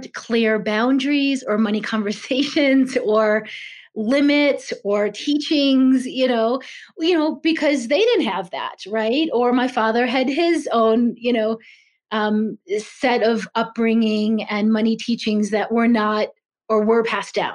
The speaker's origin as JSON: {"language": "English", "town": "Chicago", "region": "Illinois", "country": "United States", "tie": "born or raised there", "said": "I was raised in Chicago, middle-class family of entrepreneurs"}